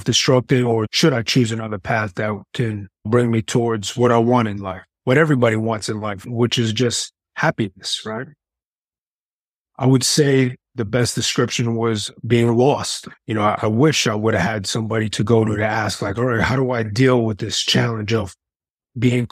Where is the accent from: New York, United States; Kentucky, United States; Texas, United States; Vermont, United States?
New York, United States; New York City; moved away as an adult; now in New Jersey, United States; I am originally from New York City, born and raised, Queens, actually